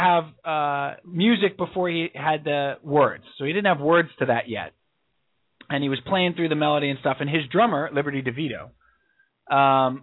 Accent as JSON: {"language": "English", "area": "Long Island", "region": "New York", "country": "United States", "tie": "born or raised there", "said": "We grew up on Long Island."}